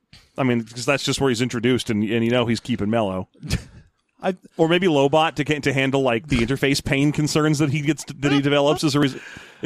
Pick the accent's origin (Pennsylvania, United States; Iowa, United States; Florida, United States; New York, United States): New York, United States; Albany; The Lutica expression. I'm from Albany.